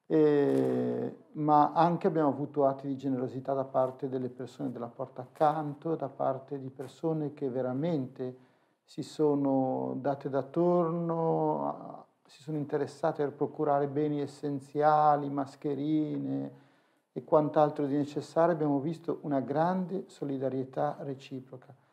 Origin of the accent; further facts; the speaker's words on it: Genoa, Liguria, Italy; essendo genovese d'origine eh, tante volte ci siamo ritrovati a spalare a Genova